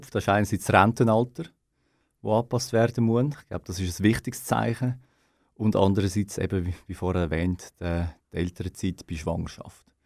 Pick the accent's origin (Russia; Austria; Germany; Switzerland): Switzerland; wir als Schweizer können uns da natürlich nicht loben. Wir haben einen der grössten CO2-Fußabdrücke.